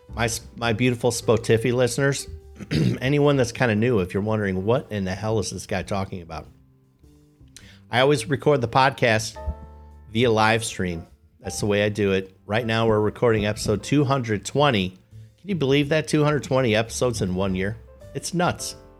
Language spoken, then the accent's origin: English; Poughkeepsie, New York, United States; my hometown